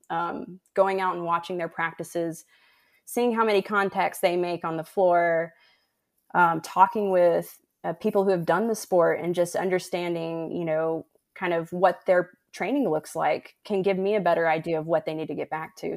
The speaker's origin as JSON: {"language": "English", "region": "West Tennessee", "country": "United States", "tie": "born or raised there", "also_born_or_lived": "Arkansas / Utah / Memphis, Tennessee / Houston, Texas", "moved": "as an adult", "lives_now": "Iowa, United States", "said": "I grew up in West Tennessee"}